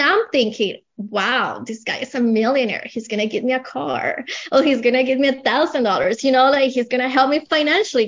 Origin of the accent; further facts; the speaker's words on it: Colombia; English is a second language; moved away as an adult; now in United States; I have an accent. I came from Colombia about 20 years ago